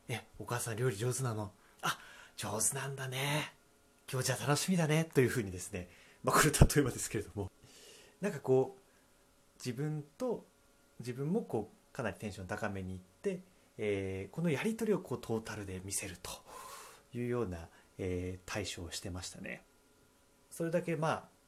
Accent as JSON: {"language": "Japanese", "region": "Akita", "country": "Japan", "tie": "born or raised there", "said": "私、まあ、秋田出身"}